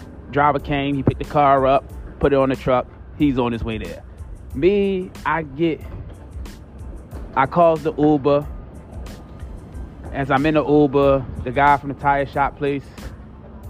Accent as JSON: {"language": "English", "town": "Baltimore", "region": "Maryland", "country": "United States", "said": "I'm from East Baltimore."}